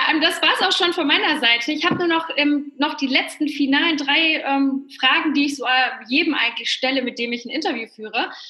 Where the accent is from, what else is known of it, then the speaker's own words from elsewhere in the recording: Poland; Ich komme ja ursprünglich aus Polen, deswegen ist es für mich immer ganz schön zu hören, dass sich da ganz viel tut.